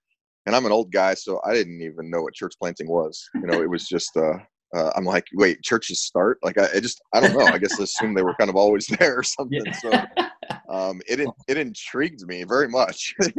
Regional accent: California, United States; moved away as an adult; also born or lived in Upstate New York; now in Boston, United States; So I was born and raised in California. Most of my life was spent there. Wife and I kind of entered ministry late and ended up moving to upstate New York

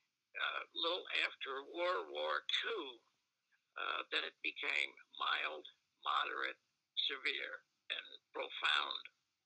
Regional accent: New York City, New York, United States; moved away; I was born in Brooklyn, New York in 1949. I was the fifth child of seven.

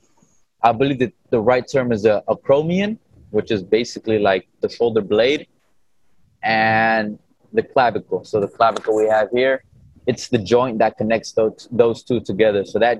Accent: Inland Empire, California, United States; I'm out here from Cali, from the Inland Empire

